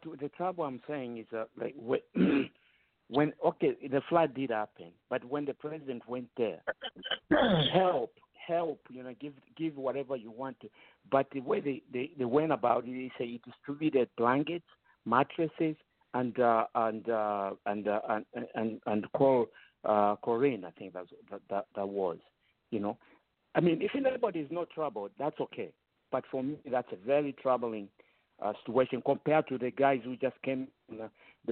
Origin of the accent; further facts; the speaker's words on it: Zambia; I grew up in Zambia